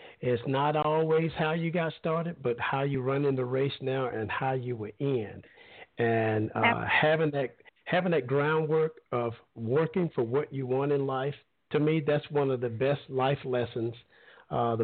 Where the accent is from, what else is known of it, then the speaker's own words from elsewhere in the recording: Alabama, United States; moved away; I'm originally from Alabama, and we used to come down to Panama City Beach every summer.